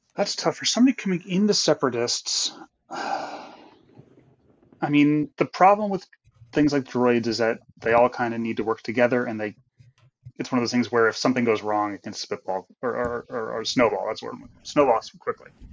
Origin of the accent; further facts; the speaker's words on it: Connecticut, United States; also born or lived in Philadelphia area, Pennsylvania; now in Cheltenham, United States; I am originally from Connecticut, uh, but I've been living in the Philly area for about half my life now